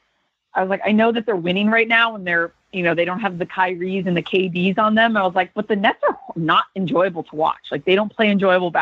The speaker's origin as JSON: {"language": "English", "town": "Miami", "region": "Florida", "country": "United States", "said": "I'm from Miami"}